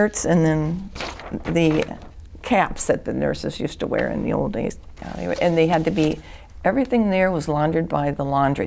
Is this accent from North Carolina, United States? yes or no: no; Bloomington, Minnesota, United States; I grew up in Bloomington, Minnesota